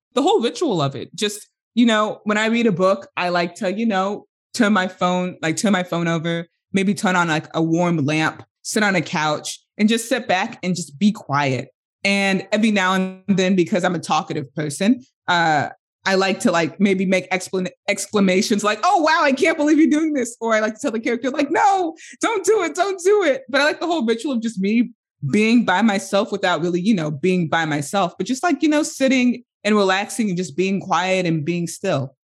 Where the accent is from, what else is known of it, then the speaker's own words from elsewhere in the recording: United States; first language English; as an American